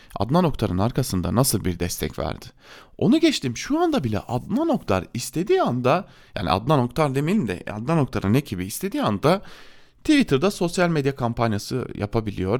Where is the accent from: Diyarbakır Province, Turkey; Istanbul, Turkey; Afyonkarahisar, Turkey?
Diyarbakır Province, Turkey; Diyarbakır; ben de bir Diyarbakırlı olarak